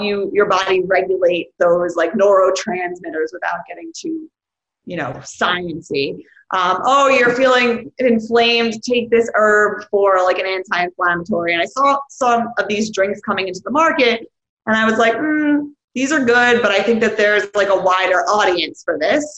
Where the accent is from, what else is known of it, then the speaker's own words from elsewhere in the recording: New York City, New York, United States; I grew up in this place called Rockaway, Rockaway Beach, New York City. It's in Queens